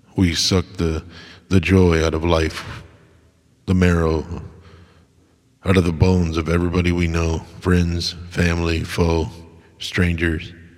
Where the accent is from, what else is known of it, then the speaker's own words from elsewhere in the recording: United States; as an American